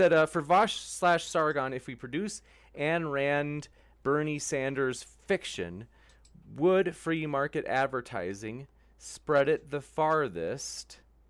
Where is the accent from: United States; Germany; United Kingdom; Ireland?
United Kingdom; England; born there; I'm half Arab, and I was born in England, and I don't identify with being white British. Am I not English?